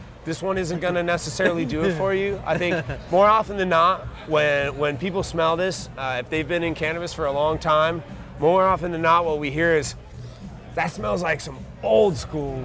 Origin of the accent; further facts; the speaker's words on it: Minnesota, United States; moved away as an adult; So I grew up in Minnesota, Midwestern kid